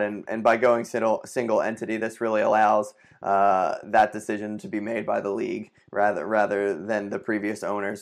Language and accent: English; Philadelphia, Pennsylvania, United States; my hometown